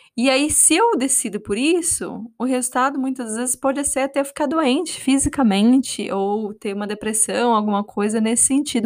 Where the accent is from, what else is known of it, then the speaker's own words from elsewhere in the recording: Brazil; eu cresci no Brasil